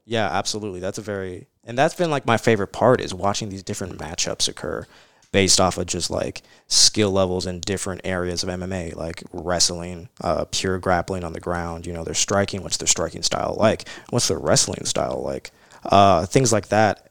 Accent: Louisville, Kentucky, United States; also born or lived in California; Here in Louisville, in Louisville

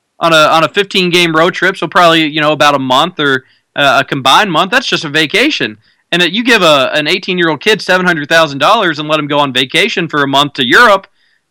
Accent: Louisville, Kentucky, United States; But I grew up in Louisville. I lived in Louisville. I decided I wanted to continue my athletic playing career at Louisville.

